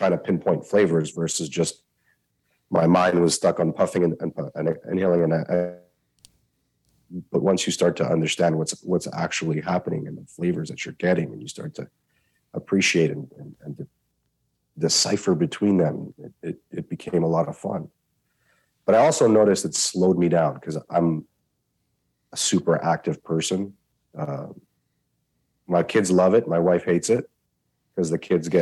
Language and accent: English; Canada; I'm a Canadian